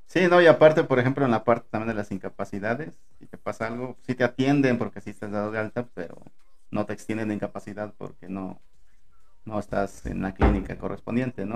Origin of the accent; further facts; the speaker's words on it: Acapulco, Guerrero, Mexico; moved away as an adult; now in Puebla, Mexico; a mí me gustaría regresar a mi tierra